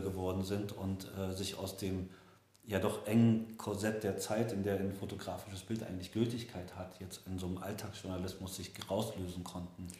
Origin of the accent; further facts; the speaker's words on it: former East Germany, Germany; meine Heimat äh, in den Bildern von Josef Sudik viel eher als in der ehemaligen DDR